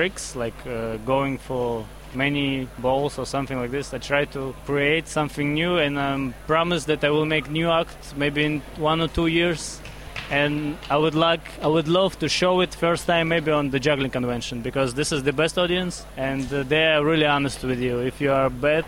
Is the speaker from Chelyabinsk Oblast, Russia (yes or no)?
yes; Magnitogorsk, Chelyabinsk Oblast, Russia; English is a second language; originally I'm from Magnitogorsk. It's a small city in Russia